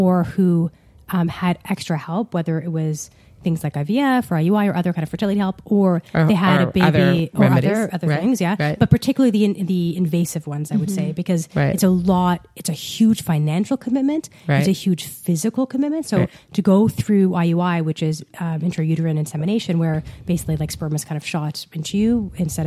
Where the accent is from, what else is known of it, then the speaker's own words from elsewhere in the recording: Ottawa, Ontario, Canada; I grew up in Ottawa.